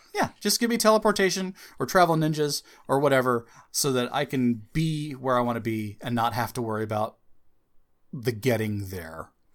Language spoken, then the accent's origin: English; United States; As an American